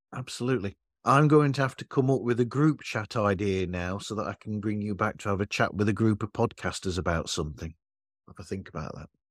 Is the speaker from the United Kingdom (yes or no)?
yes; United Kingdom; I'm British